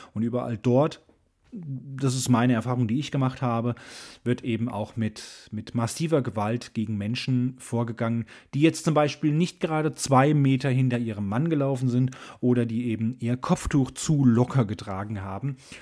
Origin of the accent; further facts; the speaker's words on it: Germany; als Deutsche